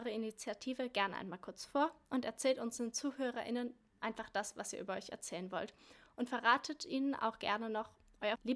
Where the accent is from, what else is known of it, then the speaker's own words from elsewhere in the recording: Berlin, Germany; Ich komme aus Berlin, meine Familie ist aber über ganz Deutschland verteilt, weshalb ich schon viele Städte kennenlernen durfte.